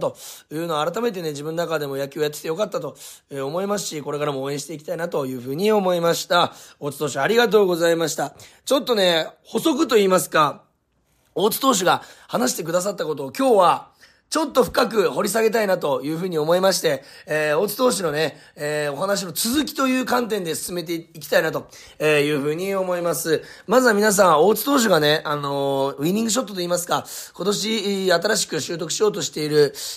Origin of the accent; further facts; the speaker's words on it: Munakata High School, Fukuoka, Japan; 僕は宗像高校出身ということで、本当に地元も近いですし